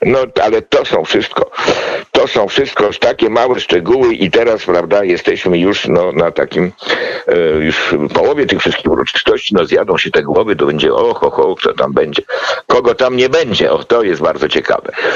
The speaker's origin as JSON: {"language": "Polish", "country": "Poland", "said": "ja z PRL-u"}